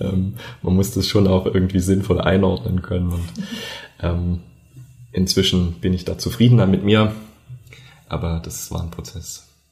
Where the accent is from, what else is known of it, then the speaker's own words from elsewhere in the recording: a village in the southern Harz, Thuringia, Germany; ich bin auf einem Dorf aufgewachsen im Südharz in Thüringen